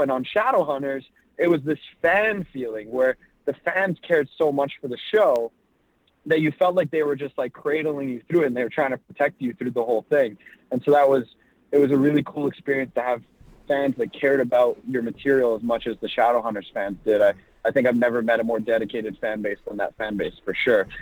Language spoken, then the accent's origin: English; Toronto, Ontario, Canada; also born or lived in Los Angeles; So I was born in Toronto, Canada, and that's where I try and stay based out of. I yeah. spend quite a bit of time in LA as well, but um, growing up, I was here in Toronto